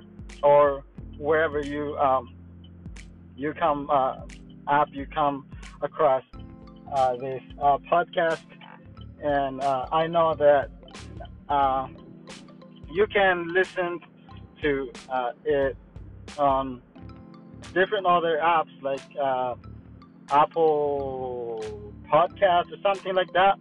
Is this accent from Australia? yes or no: no; Guatemala; first language Mayan language; English is a second language; now in Florida, United States; I'm from Florida, but I'm originally from Guatemala.